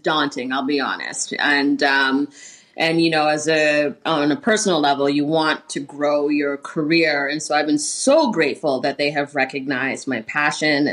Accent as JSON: {"language": "English", "town": "Toronto", "region": "Ontario", "country": "Canada", "moved": "yes", "lives_now": "Vancouver, Canada", "said": "I'm from Toronto, but in my home here in Vancouver"}